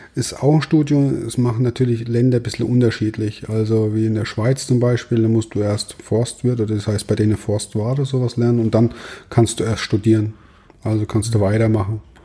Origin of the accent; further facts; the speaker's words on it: Ottmannshausen, Bavaria, Germany; also auch ziemlich ländlich geprägt bei mir, wo ich herkomme. Ich komme aus Ottmannshausen